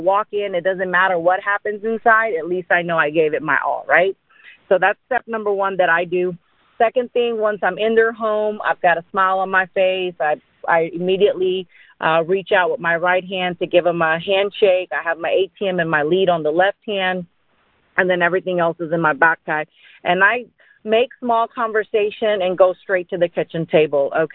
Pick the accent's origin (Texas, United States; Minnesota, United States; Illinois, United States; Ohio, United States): Texas, United States; Dallas; also born or lived in India; I grew up in Dallas, Texas